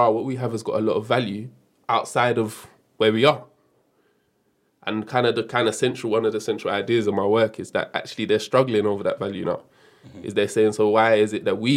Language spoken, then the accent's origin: English; London, United Kingdom; I grew up in Brixton in South London.